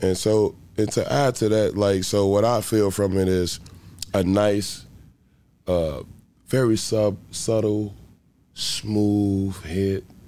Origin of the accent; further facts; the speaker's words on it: Chicago, Illinois, United States; born and raised in Chicago, Illinois. Grew up, growing up in a Stayway Gardens. It's called Stayway Gardens, which is the projects of Chicago, Illinois